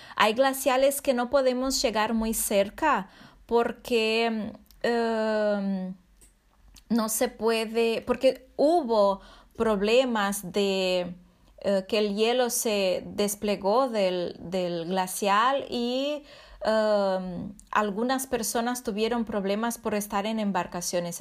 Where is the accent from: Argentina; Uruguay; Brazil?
Brazil; Santa Maria, Rio Grande do Sul; Spanish is a second language; nuestra ciudad, Santa María